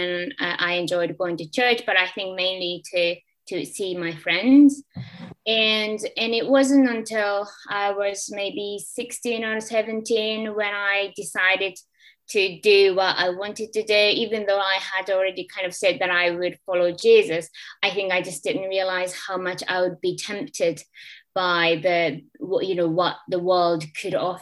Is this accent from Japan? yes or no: yes; Japan; moved away as an adult; now in Liverpool, United Kingdom; I'm from Japan, and I originally came to Liverpool about, I don't know, when I was 23 years old